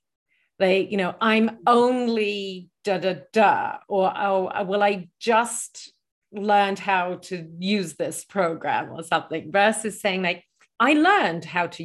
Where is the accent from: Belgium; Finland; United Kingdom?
United Kingdom; England; I'm originally from England, and then my accent, I've traveled a lot.